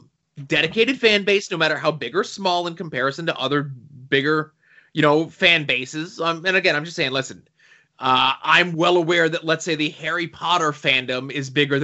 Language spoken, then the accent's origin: English; Australia; I use cuss, C-U-S, words, cause I do, and I'm an Australian. It's who I am.